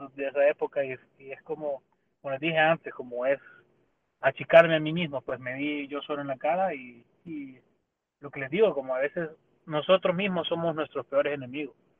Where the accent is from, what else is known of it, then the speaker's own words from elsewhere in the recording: El Salvador; nosotros como salvadoreños